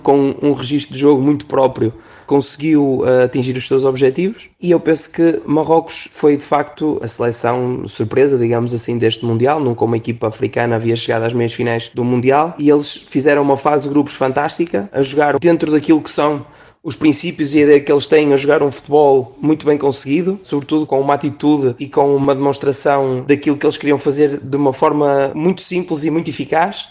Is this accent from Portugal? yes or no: yes; Portugal; Sendo eu português